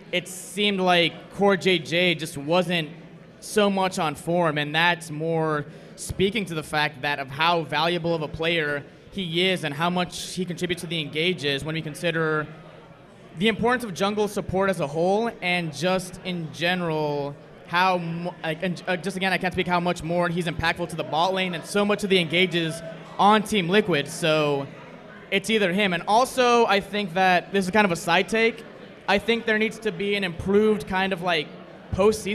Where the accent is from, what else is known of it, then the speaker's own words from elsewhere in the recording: Washington, District of Columbia, United States; I am from Washington, D.C.